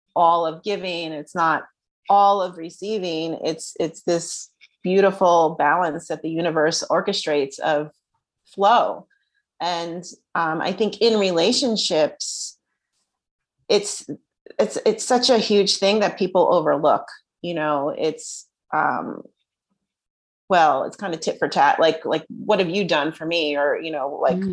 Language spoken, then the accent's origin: English; New Jersey, United States; I'm from Jersey.